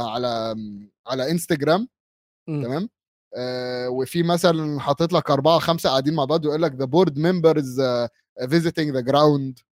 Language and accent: Arabic; Bahrain; خليجي اه خليج انا بحريني كاتبها لهم بحريني